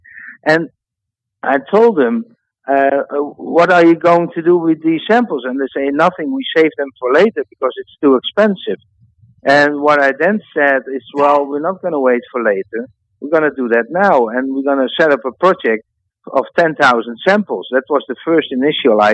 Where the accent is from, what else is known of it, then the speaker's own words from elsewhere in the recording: Netherlands; my home country in the Netherlands